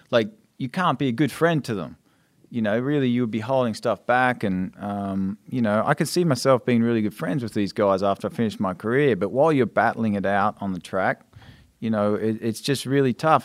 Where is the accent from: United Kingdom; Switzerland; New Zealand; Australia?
Australia; moved away; as an Australian, that was the race you watched as a kid.